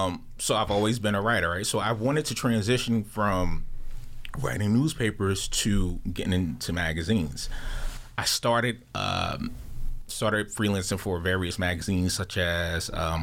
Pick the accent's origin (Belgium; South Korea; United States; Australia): United States; Jersey City, New Jersey; being a young boy growing up in Jersey City